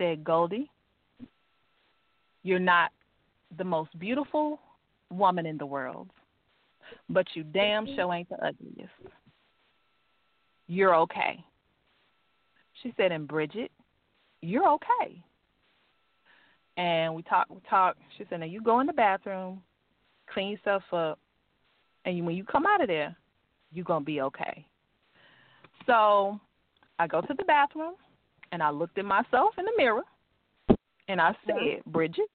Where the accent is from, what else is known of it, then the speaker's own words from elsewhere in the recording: Crockett, Texas, United States; I'm from Crockett, Texas.